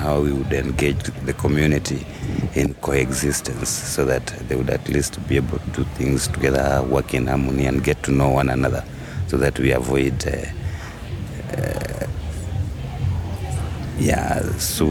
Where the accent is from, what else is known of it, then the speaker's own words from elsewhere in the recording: Nairobi, Kenya; I come from Dandora.